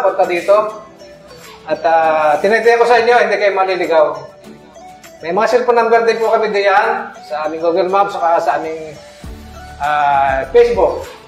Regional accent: Quezon, Philippines; also born or lived in Saudi Arabia; ako taga Quezon

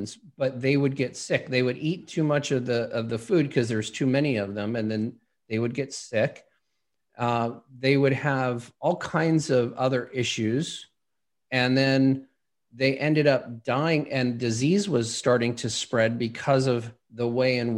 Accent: Los Angeles, California, United States; I grew up in Los Angeles, not really a big hunting area

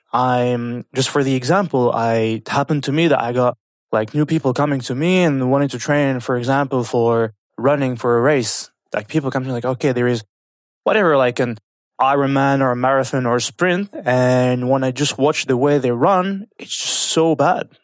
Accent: France; moved away as an adult; now in Kuwait; I was born and raised in France

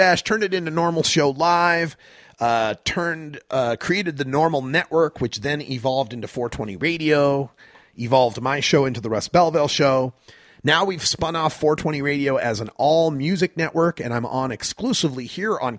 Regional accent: Idaho, United States; I grew up in Idaho

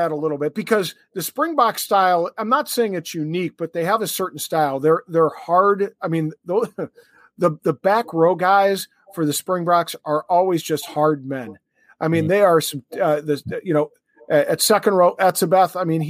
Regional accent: New Zealand; it concerns me as a Kiwi fan watching, you know, the All Blacks

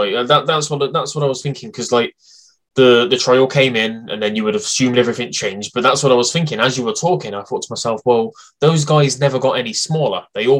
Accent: United Kingdom; A name obviously that I'm very attached to being British

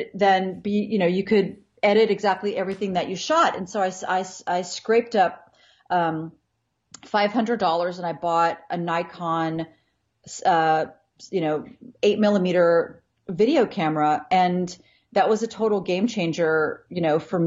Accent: Ohio, United States; I grew up in Ohio, outside of a city

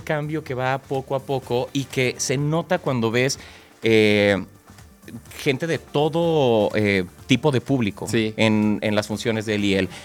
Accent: Mexico; para nosotros como, como mexicanos

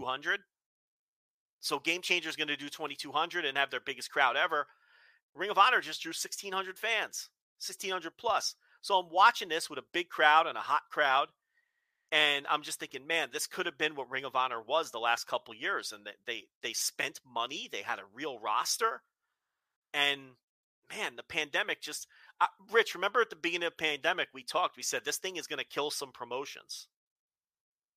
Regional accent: Northeast, United States; a little kid growing up in the Northeast where college basketball is a big deal

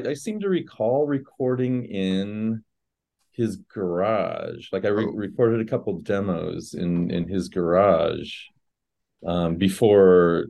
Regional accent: Fort Wayne, Indiana, United States; moved away as an adult; now in New York City, United States; I'm from Fort Wayne, Indiana, originally.

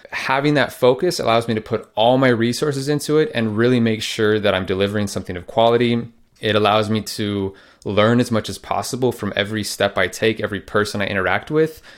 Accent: Phoenix, Arizona, United States; moved away as an adult; also born or lived in Netherlands; I am actually in my hometown of Phoenix, Arizona in the U S, in the room that I grew up

